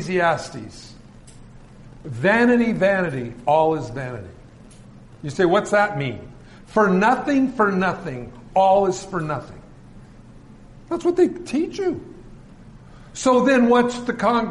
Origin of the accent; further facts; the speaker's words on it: California, United States; I was from California.